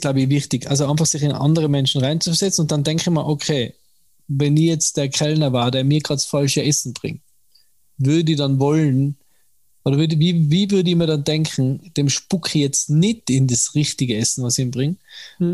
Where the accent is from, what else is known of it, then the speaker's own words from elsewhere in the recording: Tyrol, Austria; mir als Tiroler